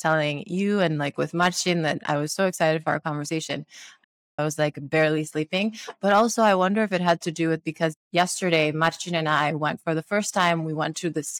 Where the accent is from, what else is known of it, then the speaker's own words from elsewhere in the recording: Sierra Leone; now in United States; I grew up in Sierra Leone and we didn't have hot water.